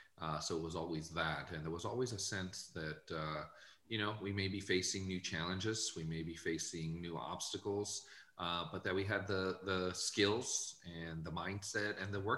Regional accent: San Jose, California, United States; also born or lived in Guadalajara, Mexico; now in Arizona, United States; I left when I was five, and really I grew up in San Jose

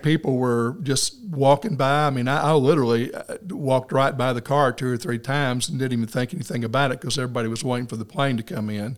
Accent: Walnut Ridge, Arkansas, United States; now in Paragould, United States; I grew up in Walnut Ridge, uh, graduated from high school there in 1965

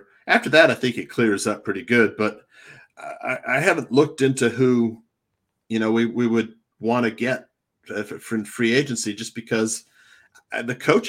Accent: Naperville, Illinois, United States; Naperville, Illinois is where I grew up in the 70s and 80s.

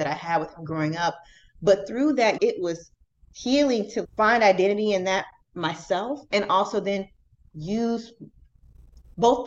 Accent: Jacksonville, Florida, United States; moved away as an adult; also born or lived in Louisiana; now in Kalamazoo, United States; I'm originally from Jacksonville, Florida.

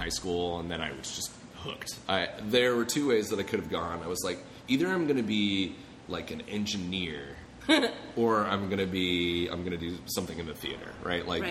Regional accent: Golden, Colorado, United States; moved away; I'm from Colorado originally. Golden, Colorado.

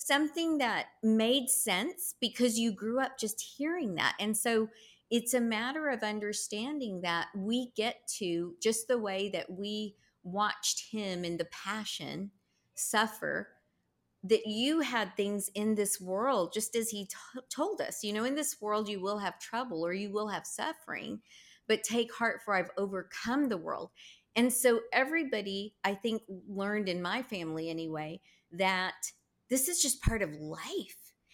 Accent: Texas, United States; I'm such a Texan

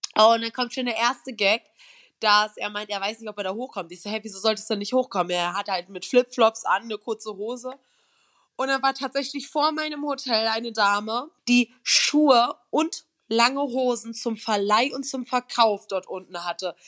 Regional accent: Berlin, Germany; ich komme aus Berlin

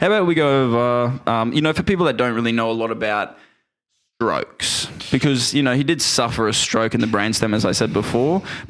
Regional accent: Australia; we're Australian

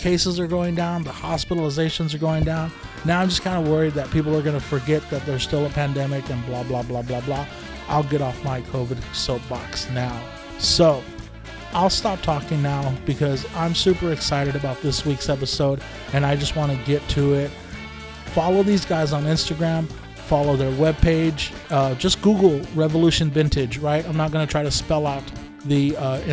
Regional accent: Lamont, California, United States; moved away as an adult; now in Sacramento, United States; I grew up in Lamont

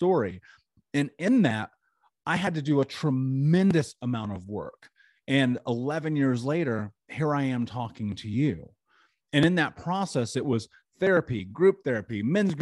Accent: Indianapolis, Indiana, United States; I grew up in Indianapolis.

